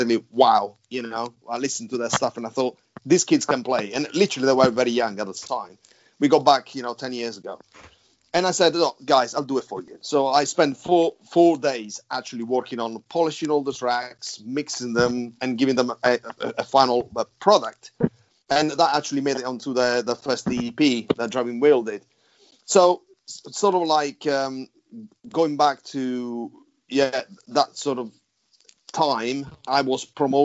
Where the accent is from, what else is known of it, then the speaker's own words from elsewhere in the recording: United Kingdom; We're from the UK